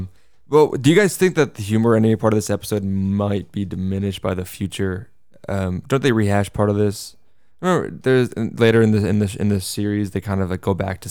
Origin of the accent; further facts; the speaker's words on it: New Jersey, United States; I'm from Jersey. Like, no. That's my family, too. I'm from New Jersey.